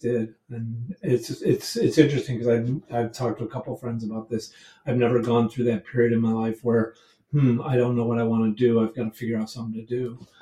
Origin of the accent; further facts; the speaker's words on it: upstate New York, United States; moved away as an adult; also born or lived in Boston, Massachusetts; I'm originally from upstate New York